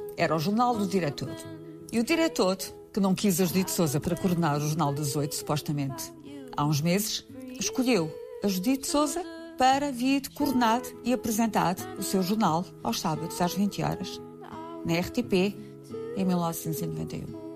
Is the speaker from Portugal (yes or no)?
yes; Vila Nova de Gaia, Norte, Portugal; moved away as an adult; also born or lived in Macau; now in Lisbon, Portugal; Quando venho de Macau, volto ao Monte da Virgem